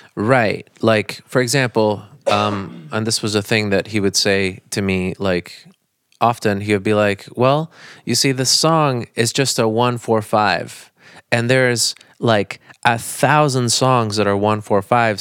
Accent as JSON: {"language": "English", "town": "Naples", "region": "Florida", "country": "United States", "also_born_or_lived": "Bonita Springs, Florida", "said": "I, I moved from Naples to, to Bonita Springs, which is in a different county. So then I Um, I went to high school up there"}